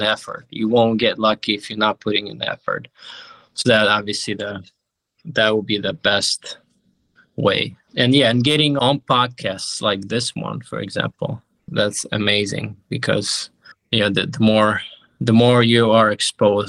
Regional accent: Ukraine; moved away; I grew up in Ukraine

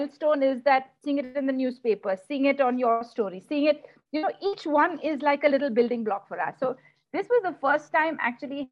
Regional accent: South India, India; we don't speak Hindi, since we're from the South

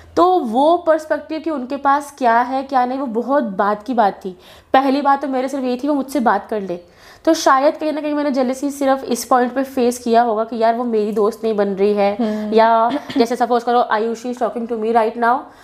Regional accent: Jammu, Jammu and Kashmir, India; जम्मू से बिलोंग करती हूँ

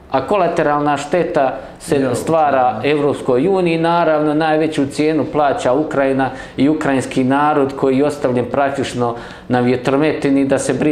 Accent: Bosnia & Herzegovina; ovo što mi trenutno doživljavamo kao Hrvati u Bosni i Hercegovini.

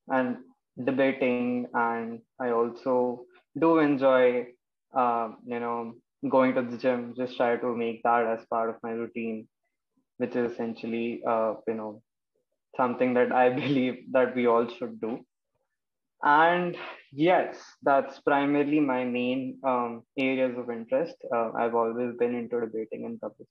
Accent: Lucknow, Uttar Pradesh, India; now in Noida, India; I'm from Lucknow, Uttar Pradesh. Currently, I'm residing in Noida.

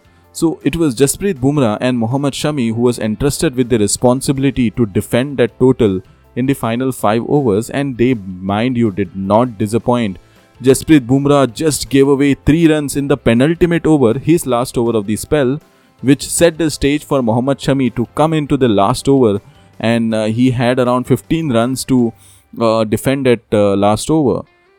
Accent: India; As an Indian fan, India winning this match.

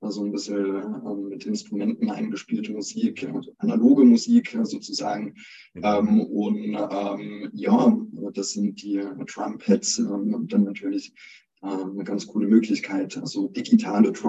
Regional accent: Neunkirchen, Saarland, Germany; aufgewachsen in Neunkirchen im Saarland

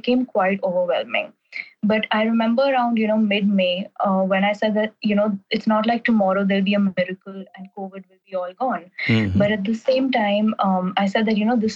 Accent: New Delhi, Delhi, India; moved away as an adult; also born or lived in Vancouver, Canada; I'm from New Delhi and I'm currently studying abroad in Vancouver, Canada

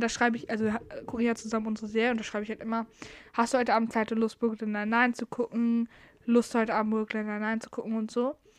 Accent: Northern Germany, Germany; ich komme aus dem Norden und da heißt es Karneval

